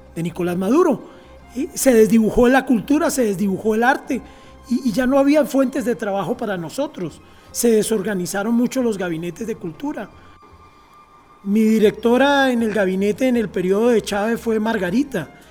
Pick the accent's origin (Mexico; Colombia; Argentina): Colombia; moved away; Nosotros como cultura chipcha en Colombia, de donde yo nací, también estamos en una meseta, ¿no? Que es el antiplano cundiboyacense. Entonces de ahí pertenezco yo